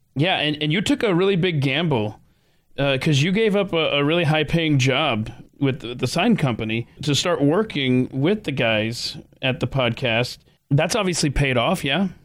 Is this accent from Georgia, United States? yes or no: yes; Atlanta, Georgia, United States; I grew up in Atlanta, Georgia.